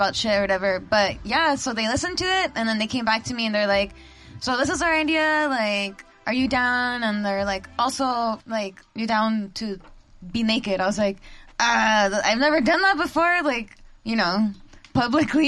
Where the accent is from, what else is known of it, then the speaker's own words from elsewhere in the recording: El Monte, California, United States; also born or lived in Whittier; I grew up in El Monte